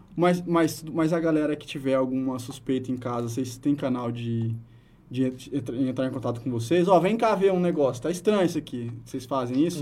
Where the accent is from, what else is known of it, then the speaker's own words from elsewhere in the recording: Brazil; eu sou do interior do estado.